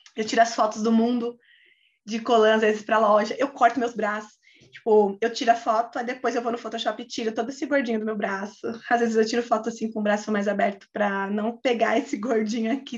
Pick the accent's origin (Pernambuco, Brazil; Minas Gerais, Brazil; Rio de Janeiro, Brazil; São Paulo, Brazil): São Paulo, Brazil; Osasco; a gente é de Osasco